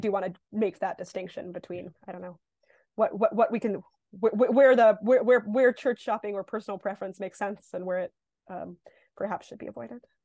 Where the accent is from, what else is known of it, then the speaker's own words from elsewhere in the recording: New York, United States; I'm born and raised in New York